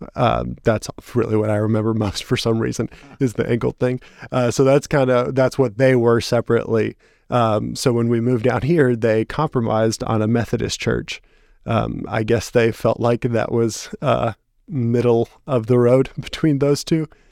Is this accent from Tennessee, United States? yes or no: yes; Dickson County, Tennessee, United States; born or raised there; also born or lived in Toledo, Ohio